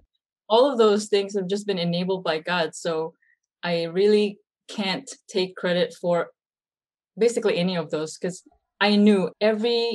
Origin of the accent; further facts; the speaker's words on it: Philippines; now in United States; I'm Filipino-American, born and raised in the Philippines, and had the privilege of choosing the United States of America as my second homeland.